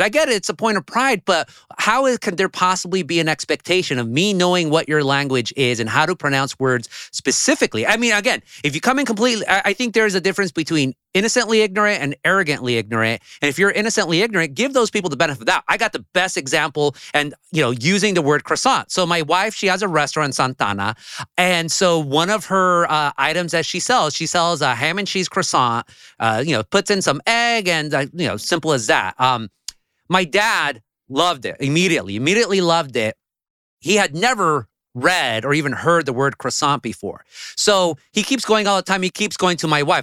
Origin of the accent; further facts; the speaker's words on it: Orange County, California, United States; first language Spanish; English is a second language; growing up in Orange County